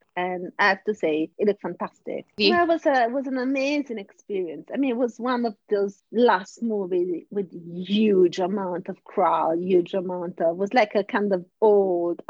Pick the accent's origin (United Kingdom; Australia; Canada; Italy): Italy; Rome, Lazio; also born or lived in Sardinia; I was born in Sardinia, but raised in Rome